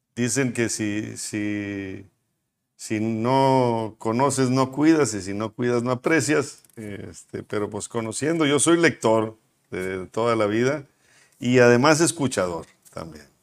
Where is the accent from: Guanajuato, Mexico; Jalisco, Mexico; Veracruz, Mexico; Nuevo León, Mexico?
Nuevo León, Mexico; Monterrey; nací aquí en Monterrey, con mis papás también nacidos en Monterrey